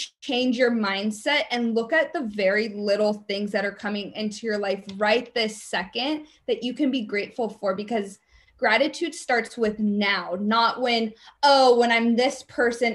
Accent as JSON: {"language": "English", "town": "San Diego", "region": "California", "country": "United States", "said": "I'm from San Diego"}